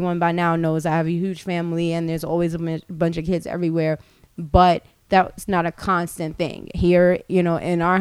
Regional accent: Long Island, New York, United States; I grew up on Long Island

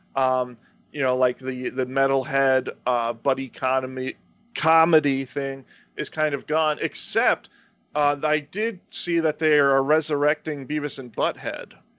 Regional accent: Florida, United States; I grew up in the South

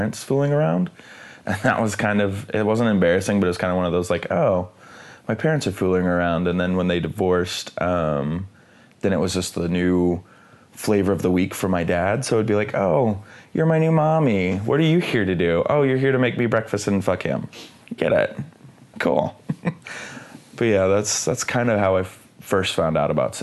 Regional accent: Midwest, United States; growing up in the Midwest

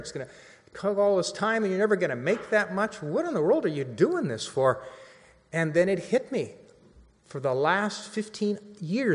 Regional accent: Central Valley, California, United States; moved away as an adult; also born or lived in Los Angeles; Years ago, I moved to LA. I'm from the Central Valley

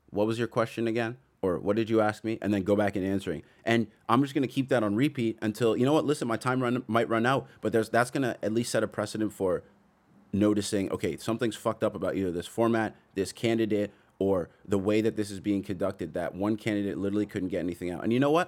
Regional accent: Toronto, Ontario, Canada; I'm from Toronto

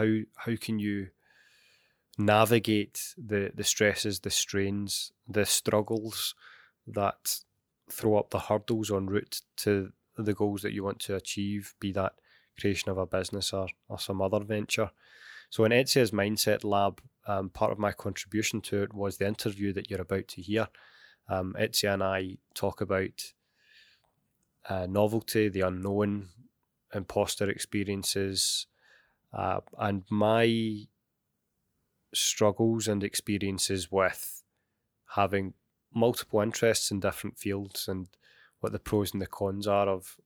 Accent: Glasgow, Scotland, United Kingdom; I was born and raised in Glasgow, as my dulcet tones will give away

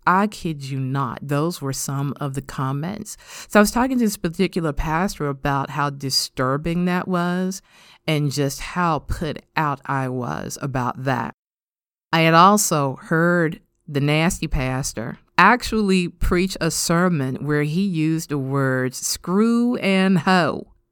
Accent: United States; us as American modern Christian women

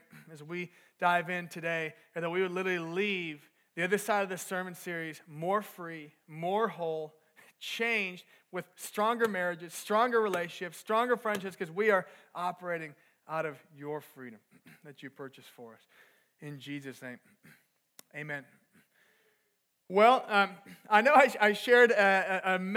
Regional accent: Minnesota, United States; moved away as an adult; also born or lived in Texas; I was back home. I'm from Minnesota. I was back home for the summer

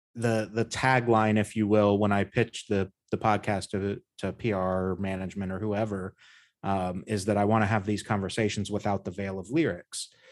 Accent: United States; born or raised there

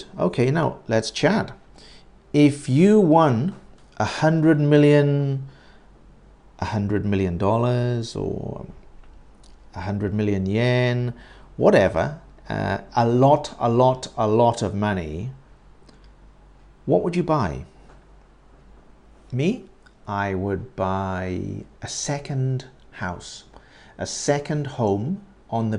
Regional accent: United Kingdom; I'm not American. I am British.

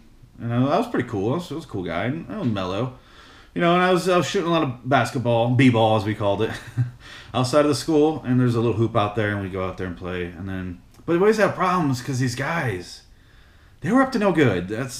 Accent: Philadelphia, Pennsylvania, United States; But I was born and raised in West Philadelphia, as we all know.

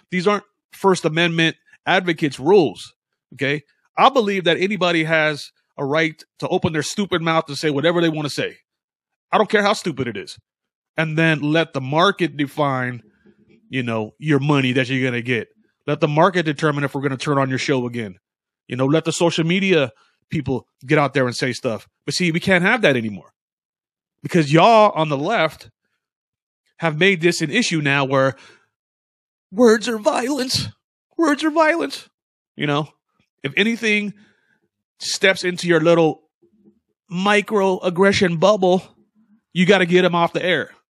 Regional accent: United States; I consider myself American. I never been to Africa

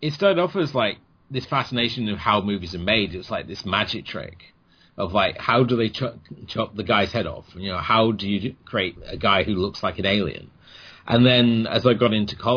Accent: Cornwall, South West England, United Kingdom; also born or lived in Oldham; I'm from England. Originally born in Oldham and then grew up in Cornwall

